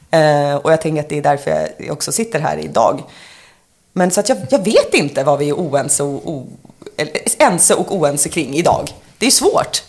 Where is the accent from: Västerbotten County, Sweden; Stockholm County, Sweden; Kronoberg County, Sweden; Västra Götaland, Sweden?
Stockholm County, Sweden; Sorunda; moved away; also born or lived in Gothenburg; jag var ju uppvuxen utanför Nynäshamn i Sorunda